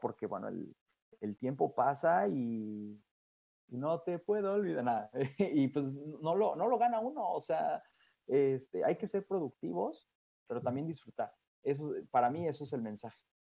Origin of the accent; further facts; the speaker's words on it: Mexico; moved away as an adult; now in France; el reto más difícil que he tenido fuera de México.